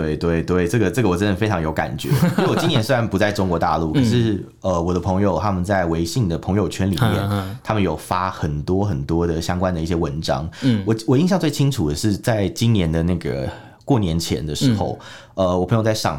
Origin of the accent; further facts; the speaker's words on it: Taiwan; 就是听起来我们台湾人听可能怪怪